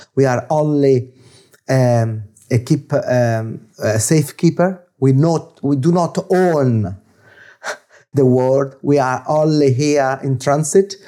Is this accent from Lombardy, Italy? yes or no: no; Florence, Tuscany, Italy; English is a second language; now in London, United Kingdom; I'm origin, I'm origin from It, Italy, in Florence